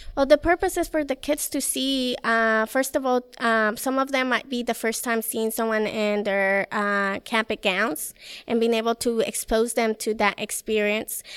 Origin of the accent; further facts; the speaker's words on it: Mexico; moved away; I'm from Mexico